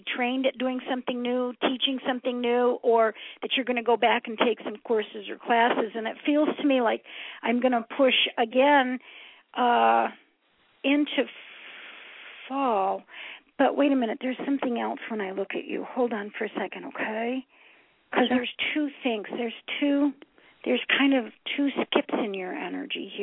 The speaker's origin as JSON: {"language": "English", "town": "Binghamton", "region": "New York", "country": "United States", "also_born_or_lived": "Boca Raton, Florida", "moved": "yes", "said": "I'm from upstate New York, actually, Binghamton"}